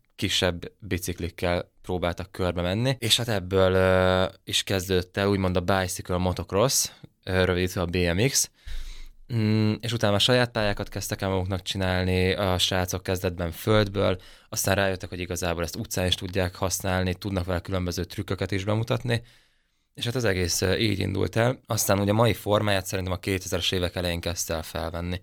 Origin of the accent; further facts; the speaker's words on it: Nyíregyháza, Szabolcs-Szatmár-Bereg, Hungary; extrém sportboltjuk volt itt Nyíregyházan a szüleimnek